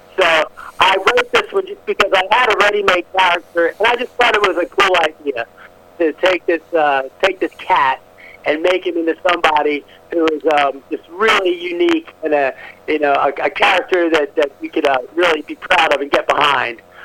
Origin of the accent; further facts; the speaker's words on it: New Orleans, Louisiana, United States; now in Atlanta, United States; I grew up in New Orleans, near Annapolis. I am living in Atlanta, where I've been since 1988, almost 30 years.